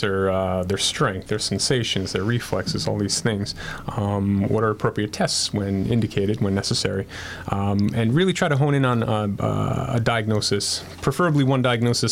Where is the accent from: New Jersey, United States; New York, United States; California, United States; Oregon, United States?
New York, United States; Yonkers; also born or lived in Bronx, New York; originally from the Bronx. Uh, yeah. Grew up in Lower Westchester, Yonkers